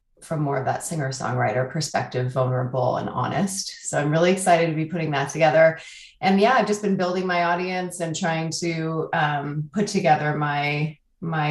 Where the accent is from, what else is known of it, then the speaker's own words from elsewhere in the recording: Oakland, California, United States; now in Portland, United States; I hail from Portland, Oregon, originally from Oakland, California.